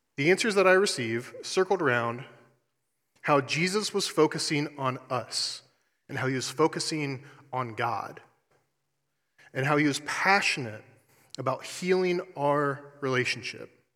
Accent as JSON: {"language": "English", "town": "Columbus", "region": "Ohio", "country": "United States", "also_born_or_lived": "Eastern Kentucky", "moved": "as an adult", "said": "I'm originally from Columbus, Ohio"}